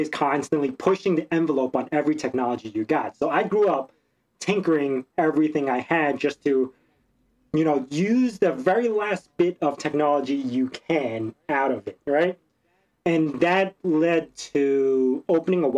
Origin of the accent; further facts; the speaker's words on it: New York City, New York, United States; moved away as an adult; also born or lived in Hong Kong; now in Long Island, United States; So I grew up in Brooklyn. I lived in Brooklyn.